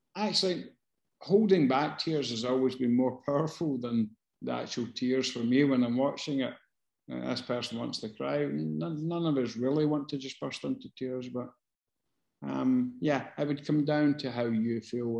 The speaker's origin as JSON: {"language": "English", "town": "Glasgow", "region": "Scotland", "country": "United Kingdom", "tie": "born or raised there", "said": "growing up in Glasgow. I fucking did that."}